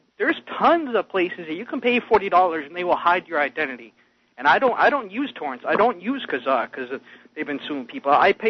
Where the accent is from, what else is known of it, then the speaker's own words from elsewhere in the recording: Massachusetts, United States; I'm from Massachusetts.